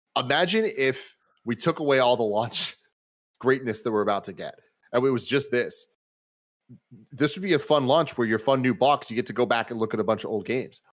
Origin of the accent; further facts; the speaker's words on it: United States; I am American